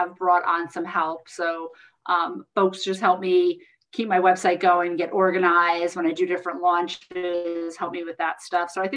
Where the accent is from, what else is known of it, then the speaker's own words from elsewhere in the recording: New Jersey, United States; I'm from Jersey